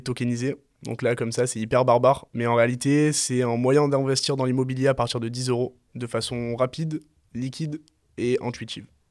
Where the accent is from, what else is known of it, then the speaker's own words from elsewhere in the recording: Marseille, Provence-Alpes-Côte d'Azur, France; moved away as an adult; moi je suis né à Marseille, je suis originaire de Marseille, j'ai pas bougé jusqu'à mes 20 ans de Marseille